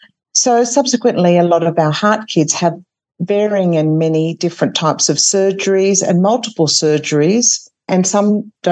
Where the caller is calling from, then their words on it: Sydney, New South Wales, Australia; So this evening I'm joining you from Sydney, which is Gadigal land.